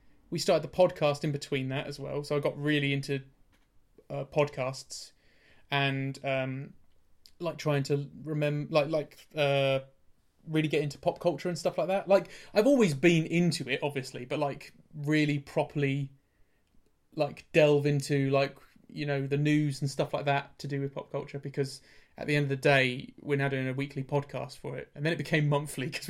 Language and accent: English; Norwich, East of England, United Kingdom; I'm from Norwich